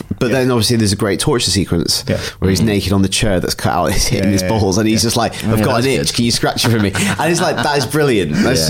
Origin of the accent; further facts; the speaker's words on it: United Kingdom; I'm British